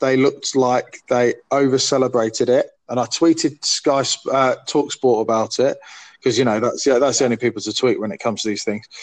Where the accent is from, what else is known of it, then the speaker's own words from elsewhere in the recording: Essex, East of England, United Kingdom; I was raised in Essex around a lot of Spurs fans that gave me a loads of jip.